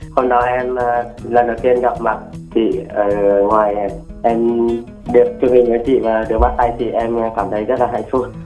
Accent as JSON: {"language": "Vietnamese", "region": "Gia Lai", "country": "Vietnam", "tie": "born or raised there", "moved": "yes", "lives_now": "Binh Duong, Vietnam", "said": "em quê ở gia lai"}